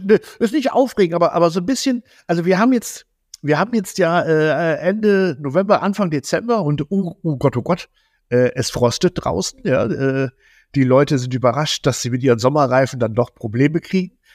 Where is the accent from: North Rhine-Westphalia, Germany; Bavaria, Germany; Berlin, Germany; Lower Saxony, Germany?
Lower Saxony, Germany; Zetel; bei uns hier direkt in Zetel, wo ich herkomme